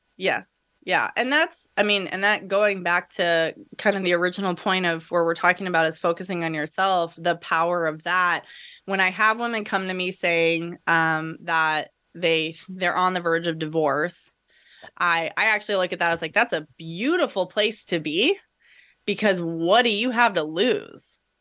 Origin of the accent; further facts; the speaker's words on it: United States; We're a white middle class, you know, family growing up in America